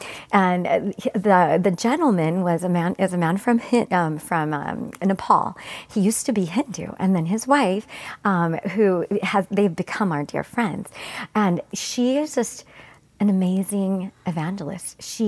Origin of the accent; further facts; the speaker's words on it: Mesa, Arizona, United States; also born or lived in Gilbert, Arizona; all our years growing up in Mesa and Gilbert, Arizona, we had never met a Christian in our lives.